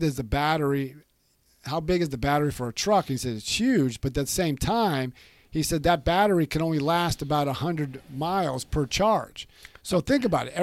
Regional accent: California, United States; moved away as an adult; I grew up in California my whole life. Moved out here about when I was 49 or 50 years old

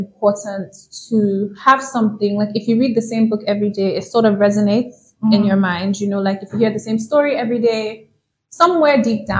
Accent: New York, United States; Well, my parents are from Nigeria, but I'm from New York.

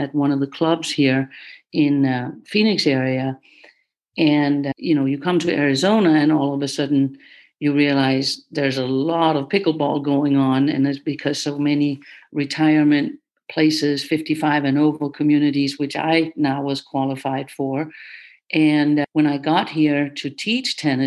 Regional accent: Denmark; now in United States; I was born in Denmark and I became the top junior player there early on

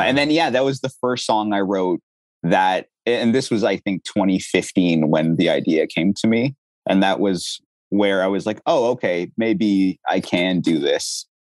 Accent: Ottawa, Ontario, Canada; moved away; also born or lived in Durham Region, Ontario; we moved from Ottawa, where I grew up, to the Durham region, which is like Ajax, Oshawa

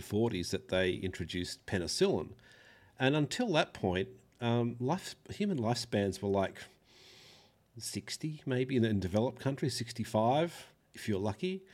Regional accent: Australia; I'm an Australian

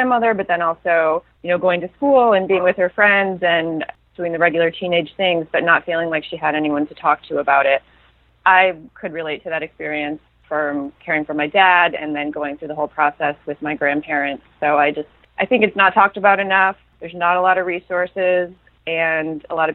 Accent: Toledo, Ohio, United States; moved away as an adult; also born or lived in Portland, Maine; now in Los Angeles, United States; I was born in Toledo, and I lived there until I was about 25

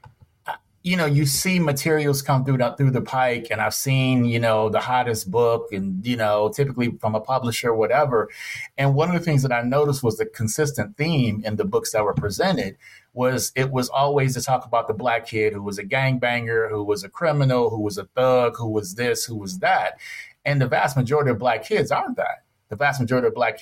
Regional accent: Detroit, Michigan, United States; moved away; the city of Detroit, my hometown, represent the D everywhere I go

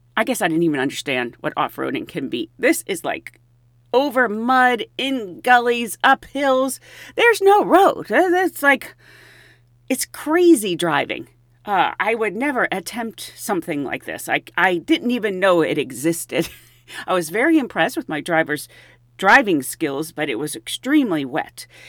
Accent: Pennsylvania, United States; I grew up in Pennsylvania

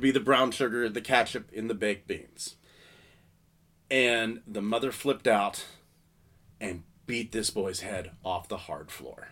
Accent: Salisbury, Pennsylvania, United States; I'm from Pennsylvania. My family's always lived in Pennsylvania

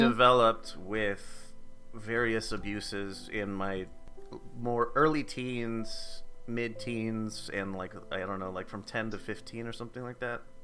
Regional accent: United States; accent: American; my American accent

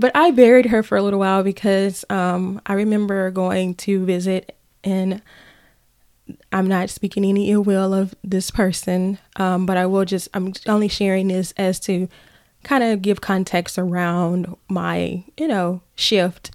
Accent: Brinkley, Arkansas, United States; moved away; originally from Brinkley, Arkansas, exit two one six

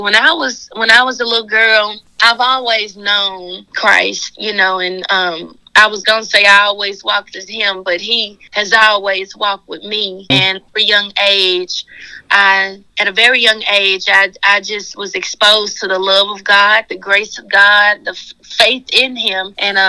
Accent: Memphis, Tennessee, United States; Yes, ma'am. Born and raised.

